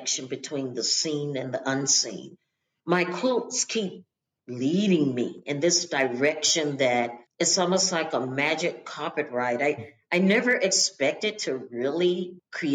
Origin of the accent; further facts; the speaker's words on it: Charlotte, North Carolina, United States; also born or lived in Baltimore; I grew up in Charlotte